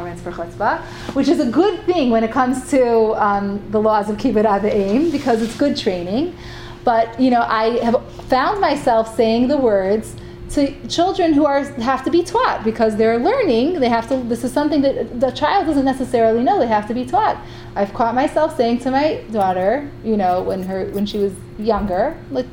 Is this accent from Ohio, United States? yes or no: yes; Cleveland, Ohio, United States; now in Israel; I grew up in Cleveland